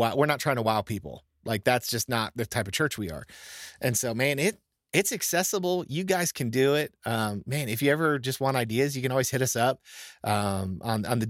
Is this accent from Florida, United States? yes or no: yes; Florida, United States; I'm from Florida